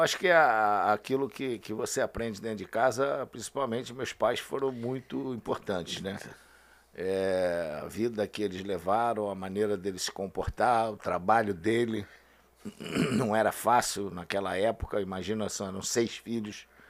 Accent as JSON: {"language": "Portuguese", "region": "Rio de Janeiro", "country": "Brazil", "tie": "born or raised there", "said": "eu saí de Quintino só quando eu casei"}